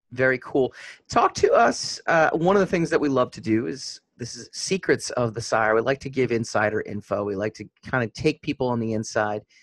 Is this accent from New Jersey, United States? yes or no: no; Nyack, New York, United States; we're in Nyack, actually, Nyack, New York